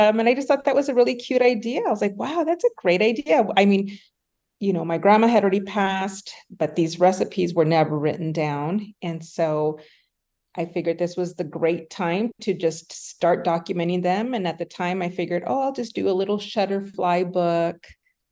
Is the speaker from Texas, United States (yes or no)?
yes; El Paso, Texas, United States; moved away as an adult; now in Highlands Ranch, United States; I am originally from El Paso, Texas, born and raised. I now live in Highlands Ranch, Colorado